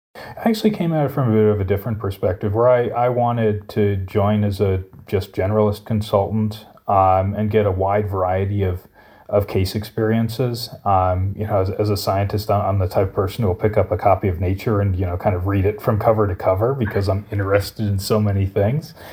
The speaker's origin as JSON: {"language": "English", "region": "Colorado", "country": "United States", "also_born_or_lived": "Chicago", "moved": "as an adult", "said": "originally I'm from Colorado"}